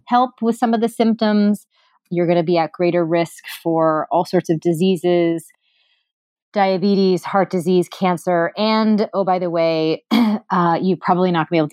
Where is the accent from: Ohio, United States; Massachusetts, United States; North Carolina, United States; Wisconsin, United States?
Massachusetts, United States; Newton; I grew up in Newton, Massachusetts